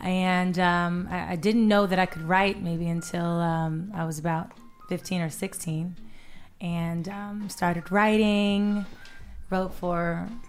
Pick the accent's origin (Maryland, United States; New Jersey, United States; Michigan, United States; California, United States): California, United States; West Covina; now in Atlanta, United States; Here in the city of Atlanta, originally from Los Angeles, California. Awesome. What part of Los Angeles? Well, I grew up in West Covina.